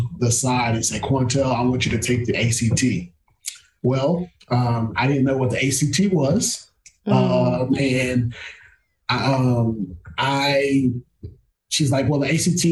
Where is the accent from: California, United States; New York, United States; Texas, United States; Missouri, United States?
Texas, United States; near Belton; moved away as an adult; also born or lived in Marshall, Texas; now in Arkadelphia, United States; UMHB is about 45 minutes down the road from my hometown